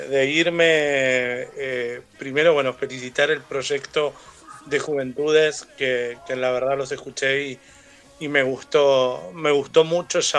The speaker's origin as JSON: {"language": "Spanish", "country": "Argentina", "said": "Eh, como periodista y como argentino estoy muy feliz de esto."}